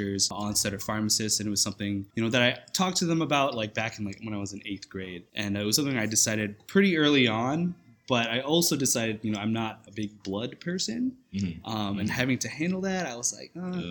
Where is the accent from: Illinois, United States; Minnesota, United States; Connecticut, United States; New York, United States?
Minnesota, United States; Minneapolis; moved away as an adult; also born or lived in Des Moines, Iowa; now in California, United States; I'm originally from Minneapolis, Minnesota